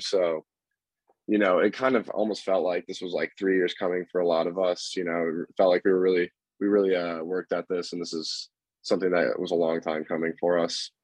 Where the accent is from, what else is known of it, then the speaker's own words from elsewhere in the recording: Carmel, Indiana, United States; I'm also from Carmel, Indiana, and I also went to high school with Zach at University High School